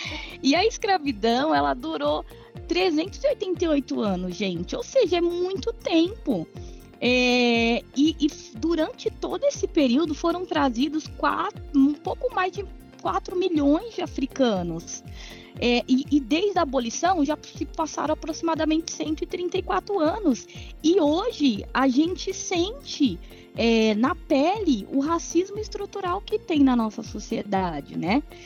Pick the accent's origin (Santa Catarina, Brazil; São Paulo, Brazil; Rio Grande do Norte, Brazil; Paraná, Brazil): São Paulo, Brazil; eu cresci na periferia, no Capão Redondo